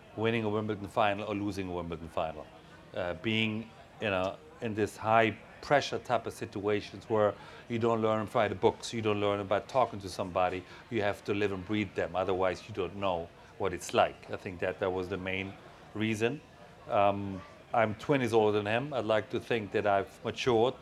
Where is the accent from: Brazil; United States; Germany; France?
Germany; I was a little boy growing up in West Germany